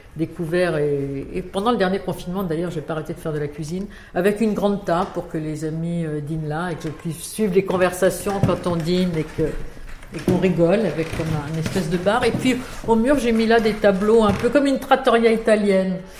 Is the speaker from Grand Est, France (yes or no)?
no; Paris, Île-de-France, France; une enfance très agréable. À Paris, je suis née à Paris et nous habitions au but de Chaumont.